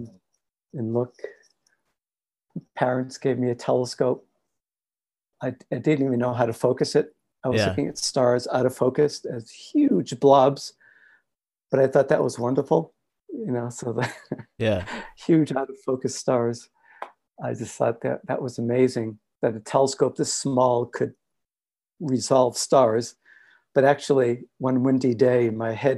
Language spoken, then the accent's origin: English; Cambridge, Massachusetts, United States; moved away; I grew up in Cambridge, Massachusetts, and near Boston